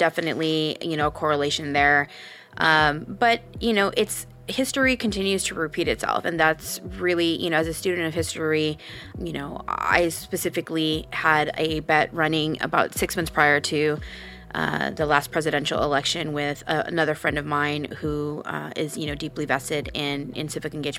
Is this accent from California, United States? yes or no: yes; California, United States; I became involved civically when I was in high school. For my particular generation here in California, in my high school life cycle